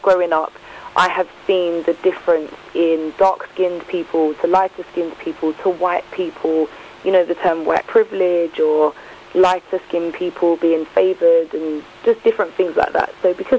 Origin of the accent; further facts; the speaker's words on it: United Kingdom; me, I would just say I'm black British. The countries I'm from are Mauritius, Jamaica and Grenada.